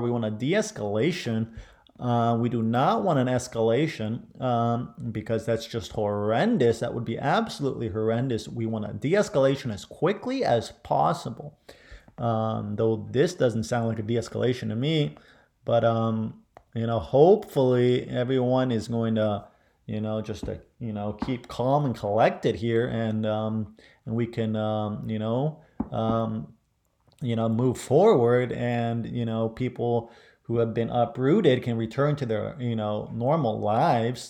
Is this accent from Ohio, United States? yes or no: yes; Ohio, United States; I grew up in Ohio.